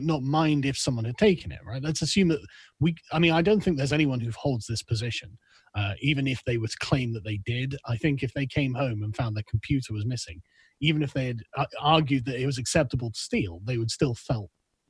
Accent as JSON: {"language": "English", "region": "England", "country": "United Kingdom", "also_born_or_lived": "Germany", "said": "as an Englishman, it's just not like we have in England"}